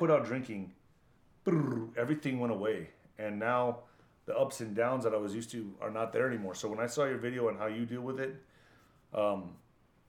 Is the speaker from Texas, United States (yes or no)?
yes; El Paso, Texas, United States; I grew up in El Paso, Texas, border town